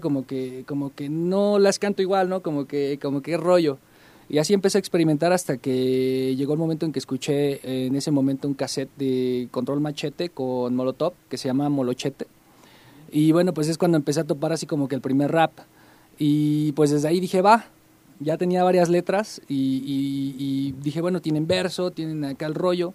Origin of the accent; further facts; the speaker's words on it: Tolcayuca, Hidalgo, Mexico; now in Pachuca, Mexico; originalmente yo crecí en Tolcayuca